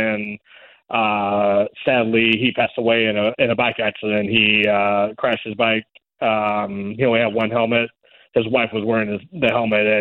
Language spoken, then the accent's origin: English; Reno, Nevada, United States; here in my hometown